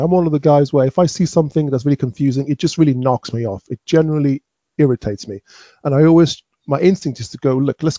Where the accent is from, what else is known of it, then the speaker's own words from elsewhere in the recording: London, United Kingdom; moved away as an adult; now in Folkestone, United Kingdom; I live in Folkestone in Kent. I'm a Londoner, but I am now becoming a Folkestonian